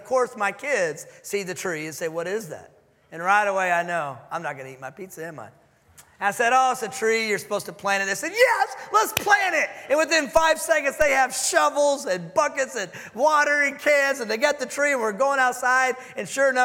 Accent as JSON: {"language": "English", "town": "Dallas", "region": "Texas", "country": "United States", "moved": "as an adult", "lives_now": "Houston, United States", "said": "I'm from Dallas, but we're in Houston"}